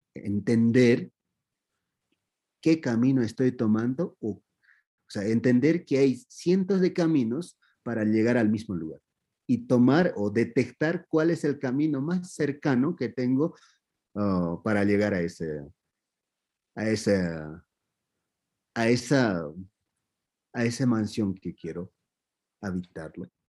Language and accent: Spanish; Q'eros, Cusco, Peru; Spanish is a second language; now in Cusco, Peru; soy de Peros y no, yo soy, ahora estoy en Cusco